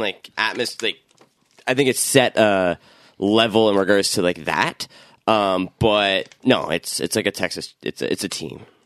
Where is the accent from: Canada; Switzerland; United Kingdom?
Canada; Toronto, Ontario; I grew up in Scarborough